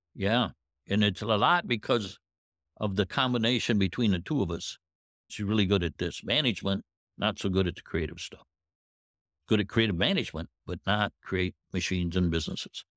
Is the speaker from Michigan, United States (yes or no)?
yes; Indiantown, Michigan, United States; I'm from Indian Town, which is, uh, in Saginaw County. I grew up on a farm